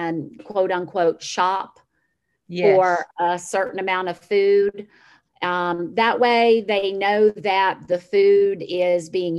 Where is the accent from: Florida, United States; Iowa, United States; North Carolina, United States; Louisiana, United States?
Florida, United States; Citrus County; also born or lived in Levy County, Florida; Our farm is in Levy County, but I grew up in Citrus County, still have family here.